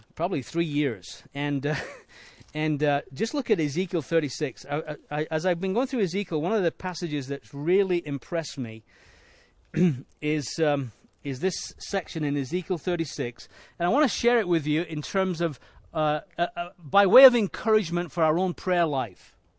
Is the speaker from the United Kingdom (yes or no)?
yes; Leeds, Yorkshire and the Humber, United Kingdom; moved away; I was born in Leeds in England